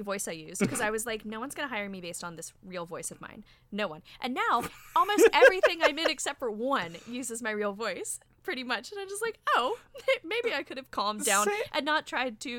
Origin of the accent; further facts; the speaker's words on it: Richmond, Virginia, United States; I'm from Richmond